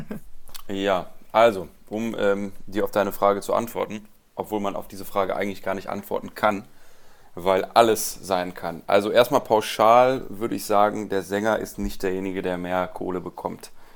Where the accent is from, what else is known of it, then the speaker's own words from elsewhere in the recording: Rhineland, Germany; ich komme aus dem Rheinland